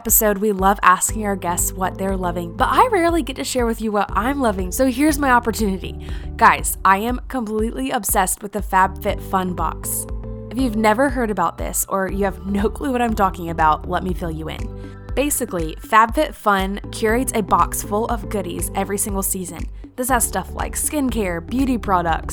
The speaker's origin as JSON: {"language": "English", "town": "Irmo", "region": "South Carolina", "country": "United States", "tie": "born or raised there", "moved": "as an adult", "lives_now": "Birmingham, United States", "said": "I was raised in Irmo, which is like down the road"}